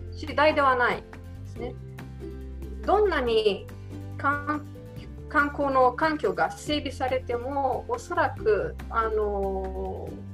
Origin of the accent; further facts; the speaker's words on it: Romania; Japanese is a second language; moved away as an adult; now in Japan; 出身はあのルーマニアという国ですね